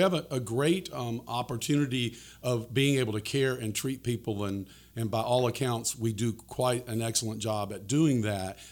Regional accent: Florida, United States; my home state of Florida

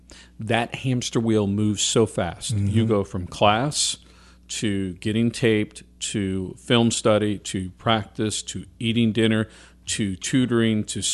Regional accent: New Orleans, Louisiana, United States; But I grew up in New Orleans.

